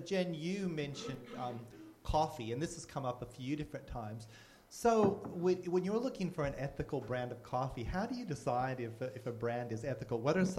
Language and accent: English; Colorado, United States; But I was raised in Colorado